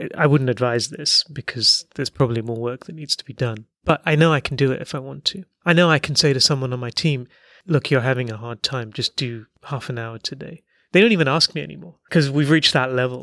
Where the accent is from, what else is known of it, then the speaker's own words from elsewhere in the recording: Hong Kong; You grew up in Hong Kong